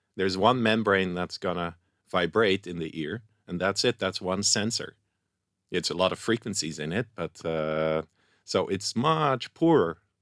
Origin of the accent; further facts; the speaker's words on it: Netherlands; moved away as an adult; also born or lived in Indonesia; now in Israel; I'm from Holland